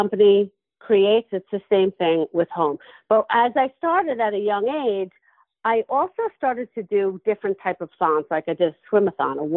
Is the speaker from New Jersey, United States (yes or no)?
no; Levittown, New York, United States; I grew up in Levittown, Long Island